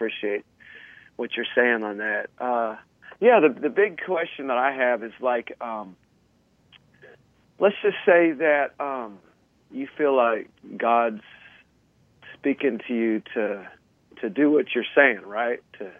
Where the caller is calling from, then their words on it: Kansas City, United States; I'm calling from Kansas City.